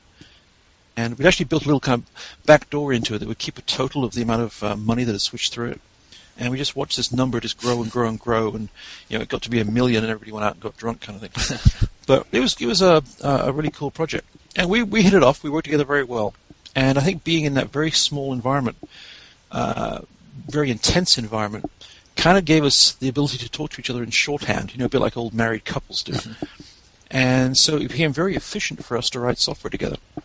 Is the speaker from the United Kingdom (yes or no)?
yes; England, United Kingdom; moved away as an adult; also born or lived in Godalming, England; now in Texas, United States; I'm English